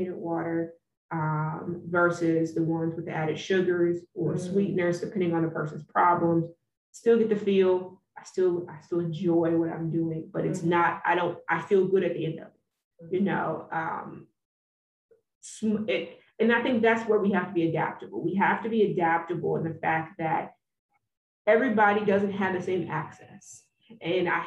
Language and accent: English; Texas, United States; So I grew up in the South. I am from the heart of the South. I'm from Texas